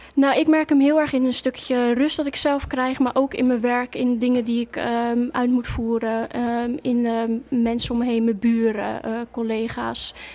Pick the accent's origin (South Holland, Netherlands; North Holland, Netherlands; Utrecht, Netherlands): South Holland, Netherlands; Waddinxveen; now in Gouda, Netherlands; toen ik jong was altijd in Wanniksveen gewoond